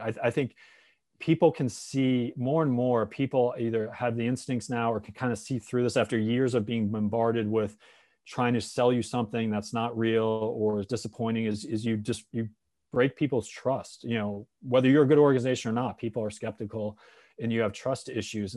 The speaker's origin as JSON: {"language": "English", "region": "Connecticut", "country": "United States", "tie": "born or raised there", "said": "I grew up in Connecticut"}